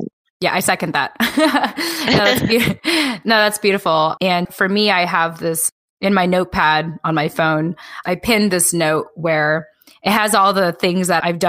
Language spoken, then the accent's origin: English; United States; I think, as a Filipino American woman where we just like don't feel enough.